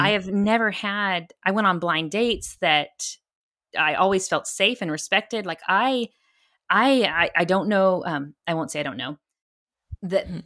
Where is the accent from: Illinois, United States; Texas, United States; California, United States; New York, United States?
Texas, United States; I'm a Texan